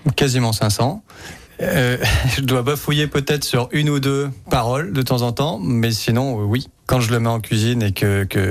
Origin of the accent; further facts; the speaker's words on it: Lyon, Auvergne-Rhône-Alpes, France; Je suis lyonnaise